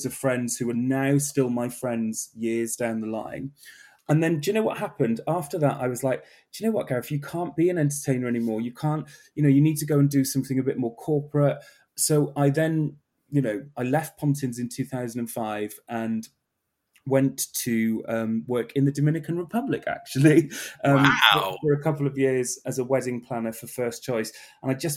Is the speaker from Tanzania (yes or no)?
no; South Wales, United Kingdom; now in London, United Kingdom; I'm originally from South Wales